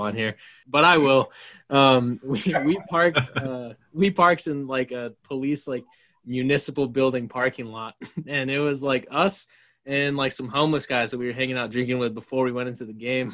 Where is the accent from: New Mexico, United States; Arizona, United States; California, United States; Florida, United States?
New Mexico, United States; also born or lived in Tampa; I'm from New Mexico